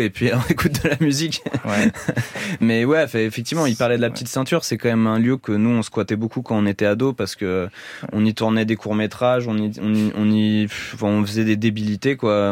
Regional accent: Paris, Île-de-France, France; On est parisien

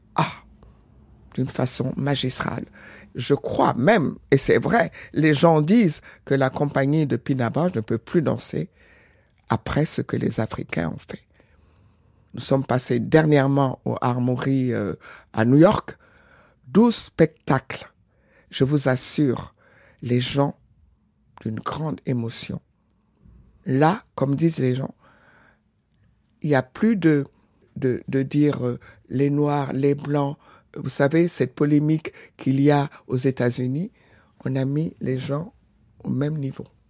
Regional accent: Benin; now in Senegal; j'ai jamais oublié ma, nationalité, mon origine du Bénin

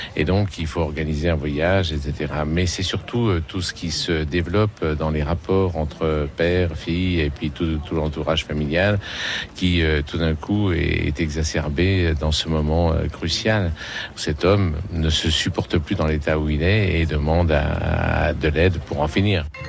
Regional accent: Annecy, Auvergne-Rhône-Alpes, France; j'étais d'une région alpine. Je suis né dans Annecy, dans les Alpes

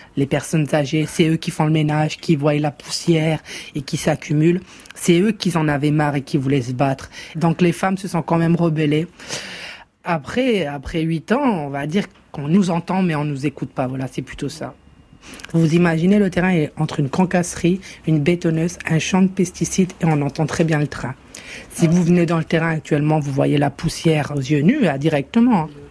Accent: France; now in Hellemmes-Ronchin, France; on est Français

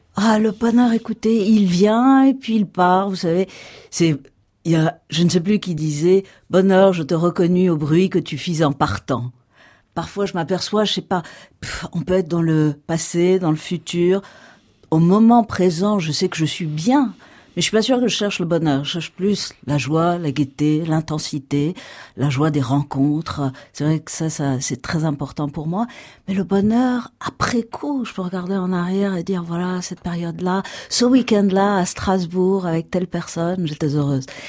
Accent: Iran; now in France; je suis née en Iran. Aujourd'hui, je suis entre les deux cultures.

